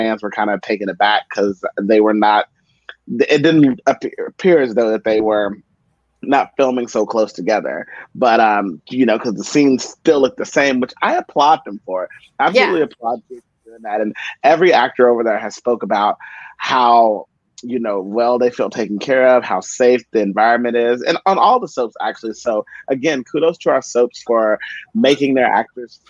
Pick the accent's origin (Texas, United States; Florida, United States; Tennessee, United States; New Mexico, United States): Texas, United States; East; moved away as an adult; now in New York City, United States; I'm actually from East Texas as well. I was born and raised there.